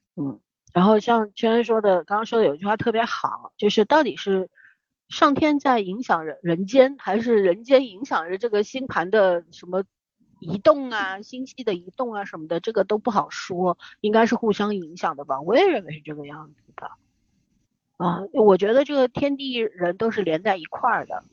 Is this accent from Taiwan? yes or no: no; China; 我们中国人是努力派的，就是从小就跟你说你要努力读书啊